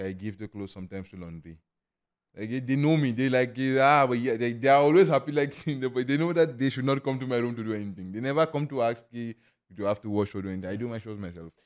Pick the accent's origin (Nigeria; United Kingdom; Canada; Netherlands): Nigeria; Lagos; moved away as an adult; also born or lived in Imo State, Nigeria; now in Lucknow, India; I grew up, born and brought up in Lagos.